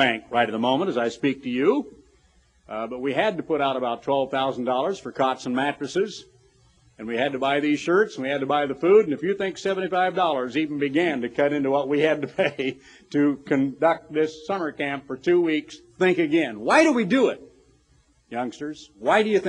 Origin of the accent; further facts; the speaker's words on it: Eugene, Oregon, United States; growing up in Eugene, Oregon